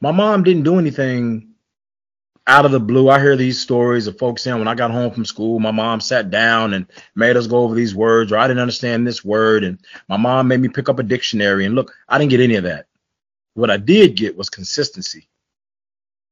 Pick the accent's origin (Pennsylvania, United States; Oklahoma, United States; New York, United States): Oklahoma, United States; Tulsa; We grew up in a housing project in Tulsa, Oklahoma